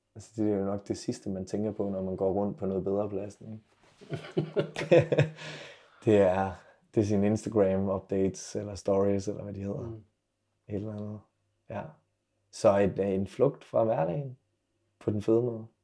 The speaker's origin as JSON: {"language": "Danish", "town": "Silkeborg", "region": "Central Denmark Region", "country": "Denmark", "tie": "born or raised there", "moved": "yes", "lives_now": "Aarhus, Denmark", "said": "min hjemby Silkeborg"}